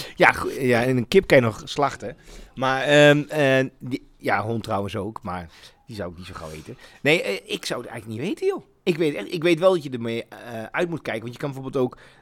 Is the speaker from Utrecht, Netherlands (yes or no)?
no; Achterhoek, Gelderland, Netherlands; Ik kom uit de Achterhoek